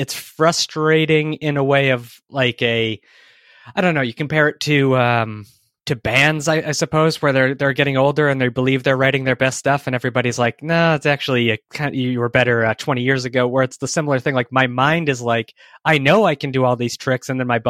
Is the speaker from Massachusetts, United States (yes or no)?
yes; Hanson, Massachusetts, United States; No, I grew up in Hanson, Massachusetts, the home of Ocean Spray, cranberries, and all that good stuff. So I am a Massachusetts guy.